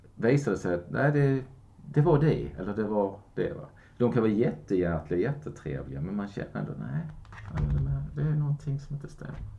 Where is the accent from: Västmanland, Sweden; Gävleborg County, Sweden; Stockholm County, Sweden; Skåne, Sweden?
Skåne, Sweden; Kristianstad; moved away; min hemstad och Kristianstad.